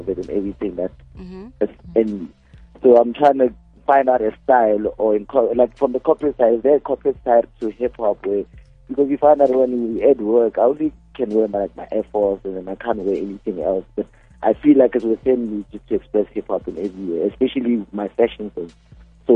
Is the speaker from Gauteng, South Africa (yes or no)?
yes; Tembisa, Gauteng, South Africa; I'm from Tembisa, the Goon